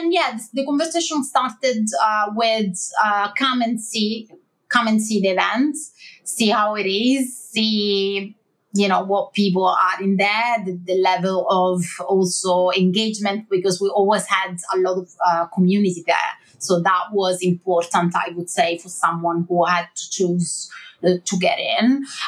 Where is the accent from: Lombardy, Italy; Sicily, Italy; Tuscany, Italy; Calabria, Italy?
Lombardy, Italy; Milan; English is a second language; moved away as an adult; now in London, United Kingdom; I moved to London, so from Milan to London.